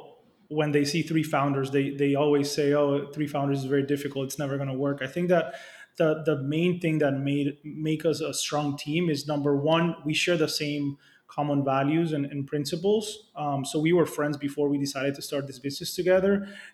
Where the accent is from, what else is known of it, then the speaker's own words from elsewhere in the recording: Dominican Republic; Republic, which is where our main operation is based and which is where I grew up.